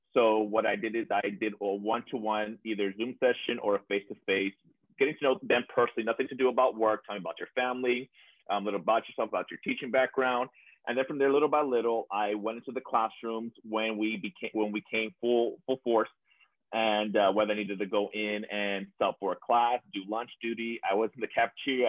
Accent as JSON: {"language": "English", "region": "South Texas", "country": "United States", "tie": "born or raised there", "said": "coming back to my hometown um, as an example to my students as well, a, a, little kid down here from, from South Texas"}